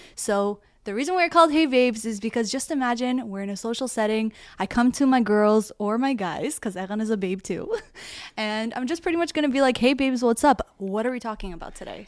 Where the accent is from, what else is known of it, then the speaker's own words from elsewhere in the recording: Toronto, Ontario, Canada; I'm from Toronto, Canada